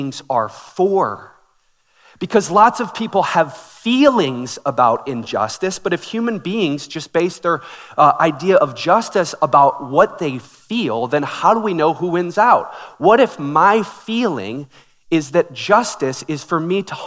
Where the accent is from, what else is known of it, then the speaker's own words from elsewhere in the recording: Minneapolis, Minnesota, United States; I grew up in Minneapolis